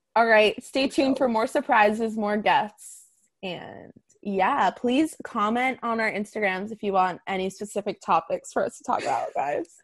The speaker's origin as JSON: {"language": "English", "town": "Boston", "region": "Massachusetts", "country": "United States", "said": "I'm from Boston"}